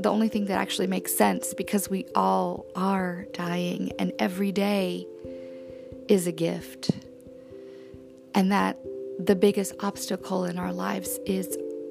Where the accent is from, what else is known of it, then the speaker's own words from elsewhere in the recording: New Orleans, Louisiana, United States; I was born in New Orleans and I was raised by Tom and Hannah